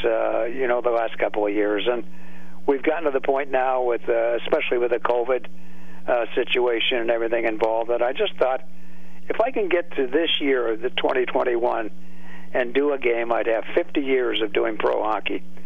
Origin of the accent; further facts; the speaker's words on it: California, United States; moved away as an adult; now in Pittsburgh, United States; I grew up in California